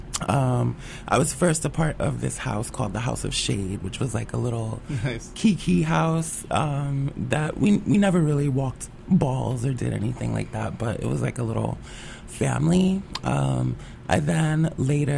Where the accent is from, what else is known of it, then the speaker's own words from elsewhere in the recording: New York City, New York, United States; growing up in the Bronx